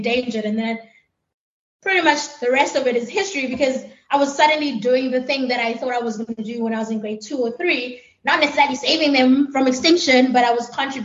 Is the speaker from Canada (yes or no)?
no; Pietermaritzburg, KwaZulu-Natal, South Africa; moved away as an adult; also born or lived in Kruger National Park, South Africa; now in United States; I am from Pietermaritzburg. I'm currently working and living in the United States.